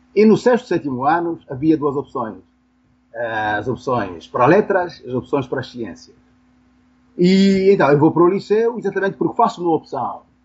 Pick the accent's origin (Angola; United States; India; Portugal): Angola; Benguela; eu nasci em Benguela, uma pequena cidade do litoral